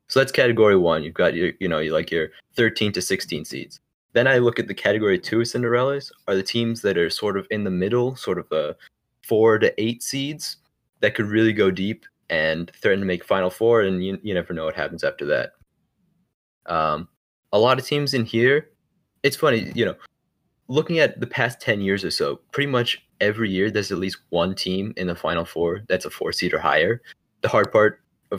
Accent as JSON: {"language": "English", "region": "Maryland area", "country": "United States", "said": "I'm from the Maryland area"}